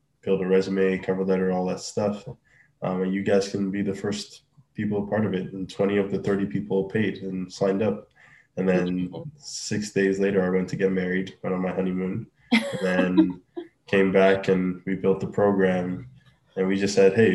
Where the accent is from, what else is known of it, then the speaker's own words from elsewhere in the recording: Nigeria; moved away as an adult; now in Canada; I'm from Nigeria originally